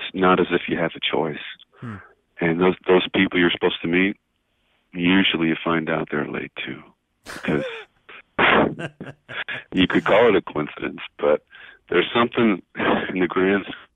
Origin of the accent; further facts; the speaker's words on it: Pennsylvania, United States; now in Tucson, United States; I was born in Pennsylvania